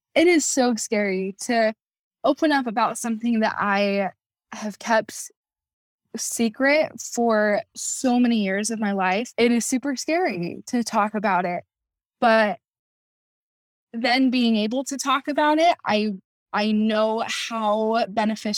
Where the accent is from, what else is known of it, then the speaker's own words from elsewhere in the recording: Kaysville, Utah, United States; I'm from Kaysville, Utah.